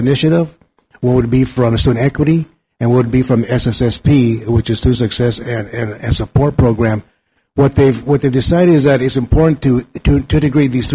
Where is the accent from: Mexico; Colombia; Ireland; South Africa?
Mexico; now in Napa, United States; went to visit my hometown in Mexico